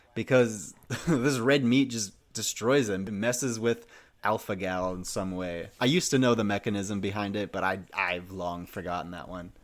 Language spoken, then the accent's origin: English; Minnesota, United States; As a, a Minnesotan myself, growing up in the Midwest